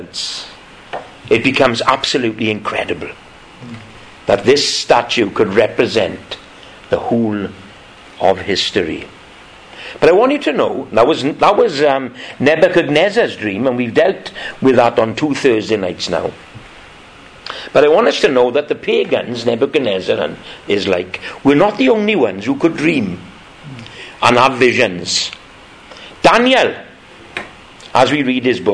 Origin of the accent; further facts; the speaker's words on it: Welsh, Wales, United Kingdom; thank God we're Welsh, and thank God we live in the valleys